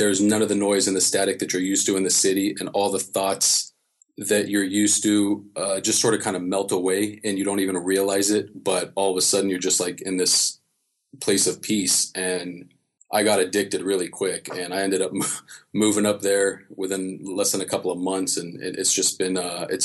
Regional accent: Los Angeles, California, United States; I grew up in Los Angeles and Santa Monica and Venice and that was my stomping grounds my whole life

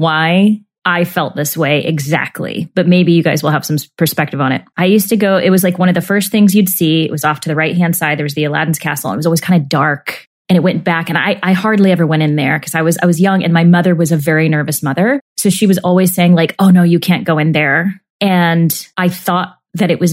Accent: the Bible Belt, United States; I was raised in the Bible Belt during, you know, the 80s and 90s

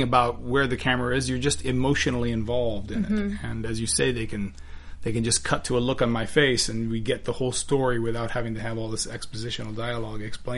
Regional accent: Miami, Florida, United States; I'm Cuban from Miami

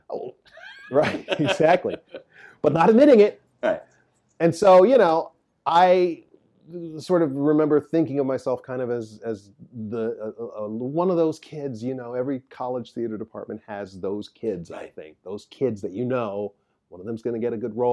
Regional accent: Midwest, United States; but as a Midwesterner, as I used to say

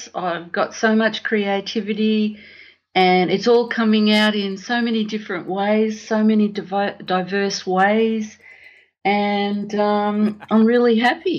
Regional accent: Australia; also born or lived in Italy; I was born in Italy on the way to Australia and, spent my whole life here in Australia.

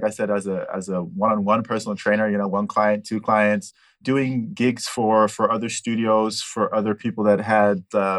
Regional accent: Switzerland; also born or lived in Pasadena, California, United States / Altadena, California, United States; I've been in Switzerland since 78. Done all my schooling in Switzerland.

